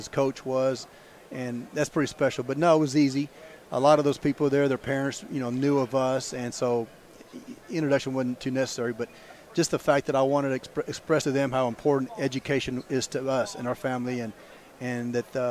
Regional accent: Alice, Texas, United States; moved away as an adult; also born or lived in Mathis, Texas / Beeville, Texas; went back to my hometown in Alice.

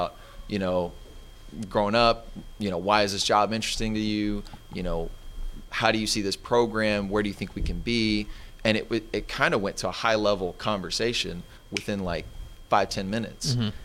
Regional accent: Arlington, Texas, United States; also born or lived in Houston; now in Dallas, United States; I grew up in Arlington. It's right down the road

